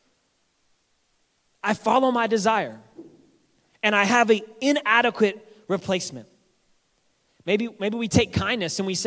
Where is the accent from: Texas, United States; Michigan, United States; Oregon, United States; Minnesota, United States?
Texas, United States; moved away; We're both from Texas